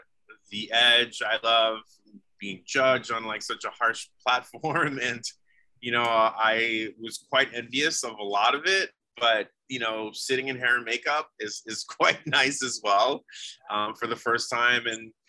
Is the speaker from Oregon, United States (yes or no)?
yes; Oregon, United States; just being able to sit there and of course have it being in my home state